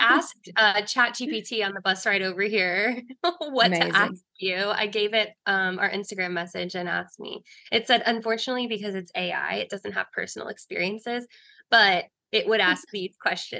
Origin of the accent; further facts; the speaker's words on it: Lower Alabama, United States; moved away as an adult; now in New York City, United States; I live in New York City, but I'm from the South. I joke with people and say that I'm from LA, but really it's Lower Alabama.